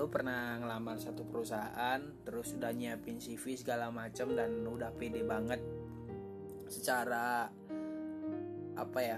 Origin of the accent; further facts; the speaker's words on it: East Java, Indonesia; karena aku asalnya dari Jawa Timur yang jauh gitu kan